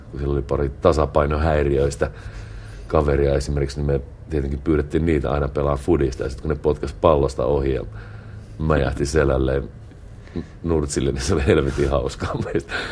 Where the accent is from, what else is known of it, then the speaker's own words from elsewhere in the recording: Kuopio, North Savo, Finland; Kyllä mä niin olen kuopiolainen, mutta mä oon myös enemmän, enemmän kuin kuopiolainen